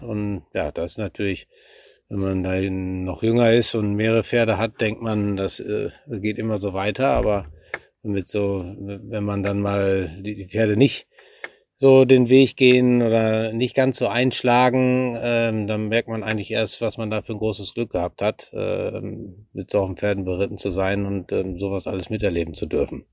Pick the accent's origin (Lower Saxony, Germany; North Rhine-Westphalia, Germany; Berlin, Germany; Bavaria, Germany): North Rhine-Westphalia, Germany; Warendorf; gebürtiger Warendorfer